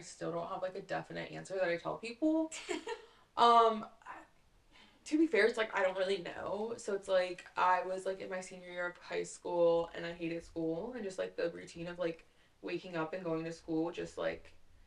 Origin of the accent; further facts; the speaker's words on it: Raleigh, North Carolina, United States; I'm from Raleigh